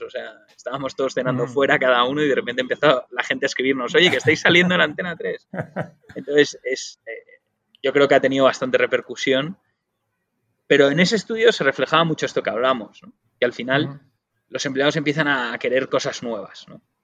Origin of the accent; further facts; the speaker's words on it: Spain; los únicos que lo decimos mal en el mundo somos los españoles